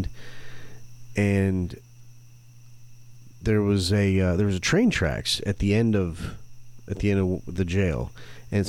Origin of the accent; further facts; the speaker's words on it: Flint, Michigan, United States; I was born in Flint, Michigan